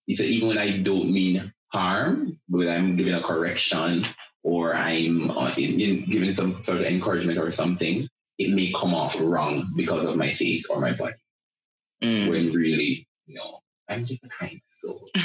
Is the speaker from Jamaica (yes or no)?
yes; Linstead, Saint Catherine, Jamaica; I am from a place in Jamaica called Linstead in the parish of St. Catherine. Growing up in Linstead